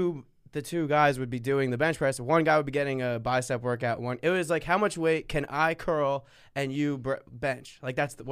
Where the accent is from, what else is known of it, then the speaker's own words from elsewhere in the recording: New Jersey, United States; I'm from Jersey.